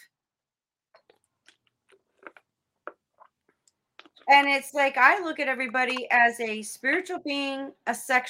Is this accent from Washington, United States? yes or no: no; South Florida, United States; I grew up in South Florida